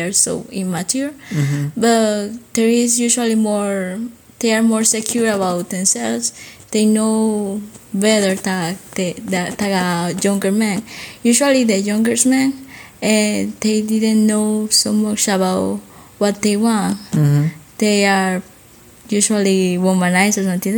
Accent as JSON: {"language": "English", "country": "Colombia", "said": "from Colombia."}